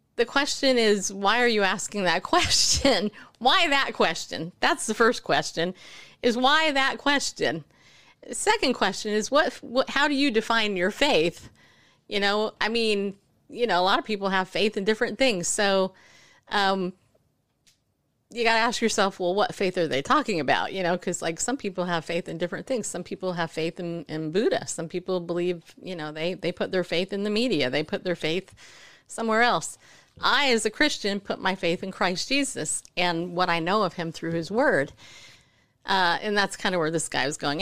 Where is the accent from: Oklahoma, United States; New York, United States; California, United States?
New York, United States; I'm from New York